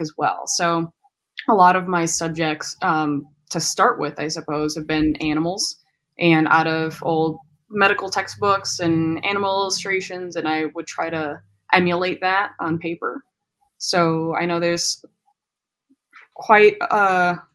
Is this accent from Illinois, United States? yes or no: yes; Chicago, Illinois, United States; I'm from Chicago. I've done some moving, but I'm pretty much like back home in the Chicagoland area